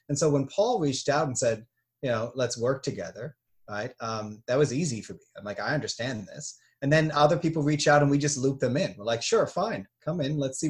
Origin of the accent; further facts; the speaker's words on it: United States; I'm just an American.